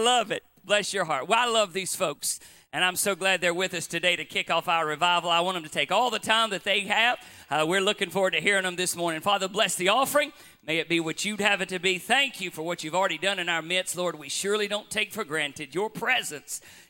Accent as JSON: {"language": "English", "region": "Appalachia", "country": "United States"}